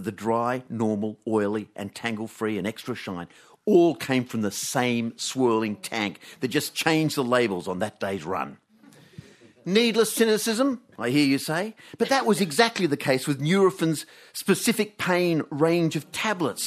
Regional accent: Canberra, Australian Capital Territory, Australia; When I was a teenager growing up in Canberra

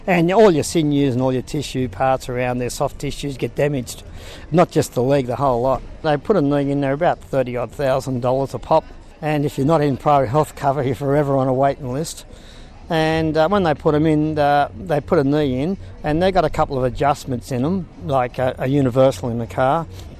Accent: Sydney, New South Wales, Australia; now in Ballina, Australia; Yes, I've been here since 86. I come from Sydney

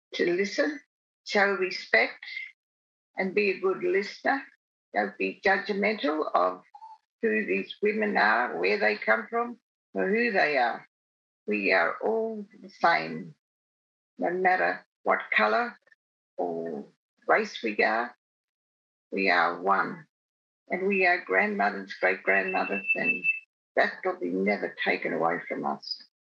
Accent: Alice Springs, Northern Territory, Australia; I grew up in Alice Springs, born in Alice Springs

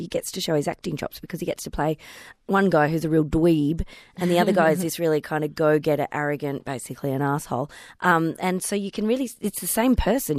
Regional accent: Melbourne, Victoria, Australia; born or raised there

